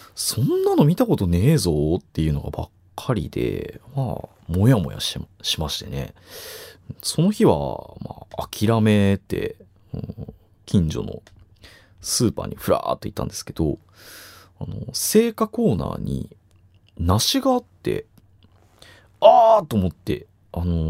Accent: Chiba, Japan; now in Kichijoji, Japan; 千葉都民、僕千葉都民なんですけど

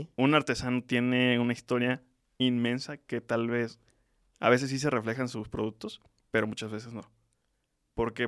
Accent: Tlaxcala, Mexico; Nací en Tlaxcala

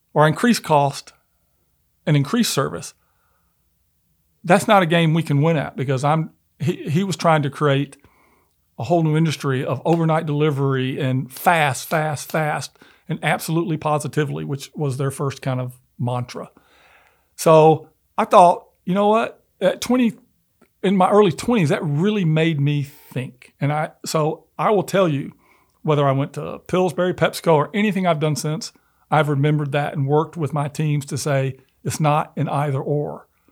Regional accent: Memphis, Tennessee, United States; I'm originally from Memphis and although I wasn't born there, but I grew up in the South

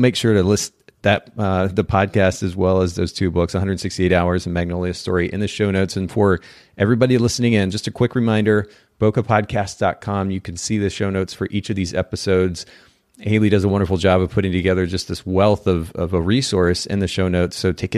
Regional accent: Japan; also born or lived in United States; in our bag lunch that we would take to school with us when we lived in the States. I grew up in Japan, and so we homeschooled and maybe had lunch at home at that point.

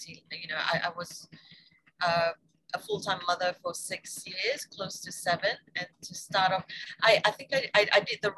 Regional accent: Malaysia; moved away as an adult; also born or lived in United States / Australia / Beijing, China / Shanghai, China; now in Phuket, Thailand; So I'm originally Malaysian. And I left Malaysia to study in America for 4 years.

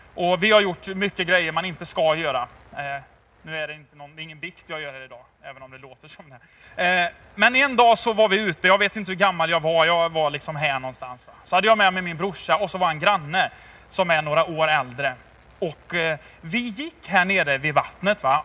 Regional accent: Tidaholm, Västra Götaland, Sweden; jag är uppväxt i Tidaholm, Labbo city för er som är lite äldre

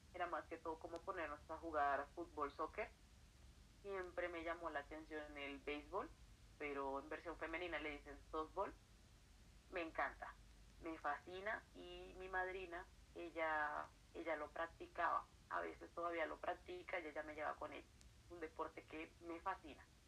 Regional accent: Colombia; soy de Colombia, estoy actualmente en la ciudad de Bogotá, la capital del país.

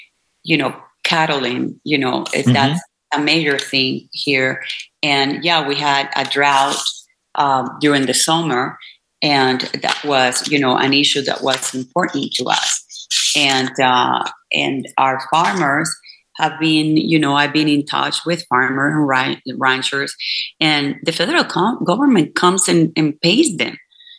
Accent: Venezuela; now in Houston, United States; I come from Venezuela, which is a country that, you know, based in oil industry, especially Maracaibo, it was all about oil.

